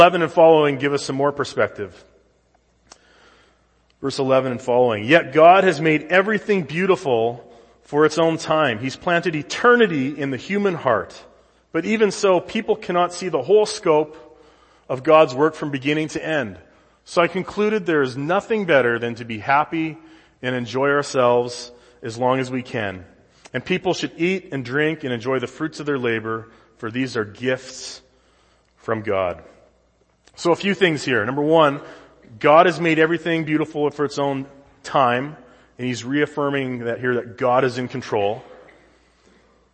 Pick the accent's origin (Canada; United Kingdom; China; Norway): Canada; Saskatchewan; now in United States; growing up in Saskatchewan